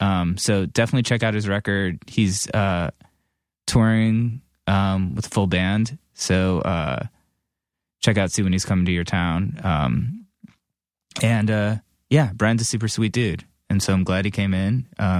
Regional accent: Cleveland, Ohio, United States; moved away as an adult; also born or lived in upstate New York; I grew up in Cleveland and went to school in upstate New York.

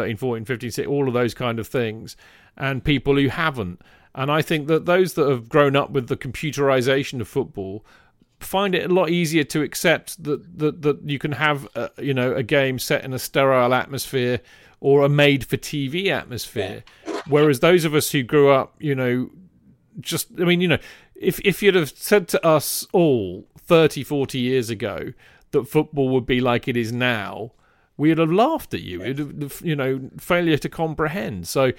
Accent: Torquay, South West England, United Kingdom; born there; I was born in Torquay, however, my entire family are from the Woolwich-Charlton area.

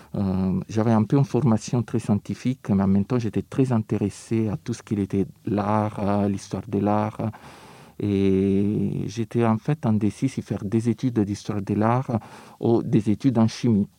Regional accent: Rome, Lazio, Italy; French is a second language; now in Paris, France; je viens de Rome

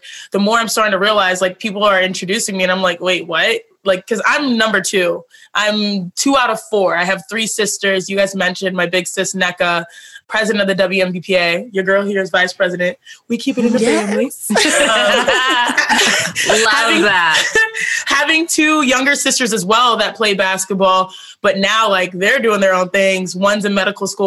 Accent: Houston, Texas, United States; We're born and raised in Houston, but we go back home to Nigeria every year, very connected

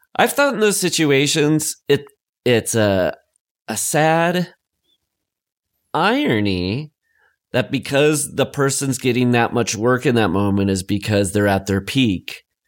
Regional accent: Lamar, United States; my hometown

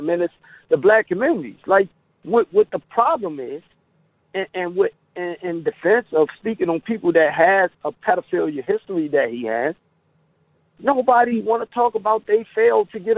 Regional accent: Baltimore, Maryland, United States; now in Florida, United States; I'm from, born and raised in Baltimore

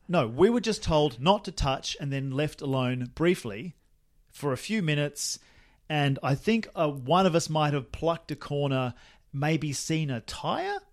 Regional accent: Australia; moved away; when I was a lad and living in my hometown, Australia

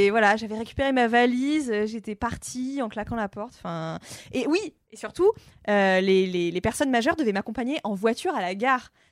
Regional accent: Amiens, Hauts-de-France, France; born or raised there; moved away

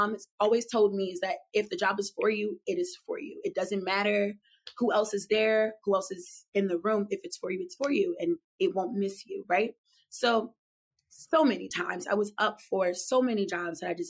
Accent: Philadelphia, Pennsylvania, United States; now in New York, United States; I was born and raised in Philadelphia. I grew up on the bus and like trains, just city life

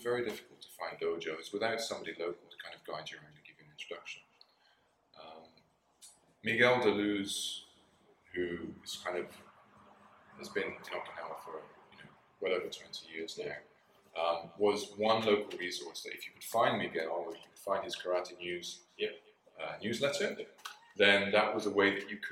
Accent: United Kingdom; moved away as an adult; also born or lived in London / Greece / Japan; I worked as a doorman in my home country, in my hometown in the UK

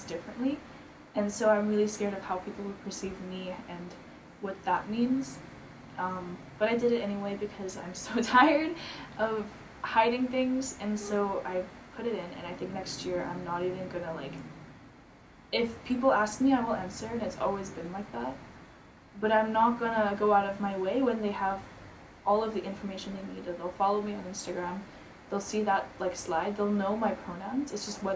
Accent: Philippines; I grew up in the Philippines

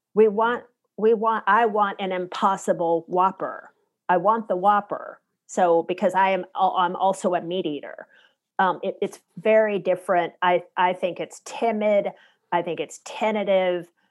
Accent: the South, United States; moved away; I am from the South originally

